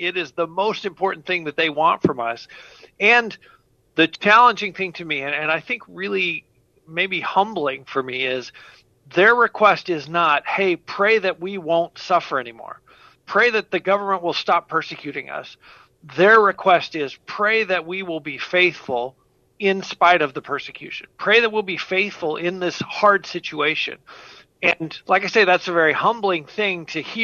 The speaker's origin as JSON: {"language": "English", "country": "United States", "said": "us as American Christians"}